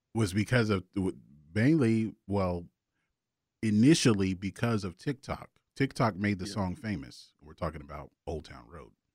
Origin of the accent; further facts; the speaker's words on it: Augusta, Georgia, United States; I am from Augusta